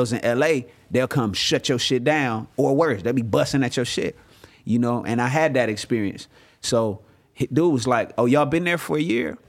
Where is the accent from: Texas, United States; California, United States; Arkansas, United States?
California, United States; Inglewood; I'm from Inglewood, California